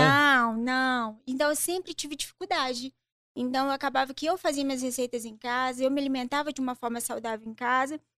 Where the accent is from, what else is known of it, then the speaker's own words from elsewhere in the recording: Colatina, Espírito Santo, Brazil; also born or lived in Juiz de Fora, Minas Gerais; Eu sou de Colatina, Espírito Santo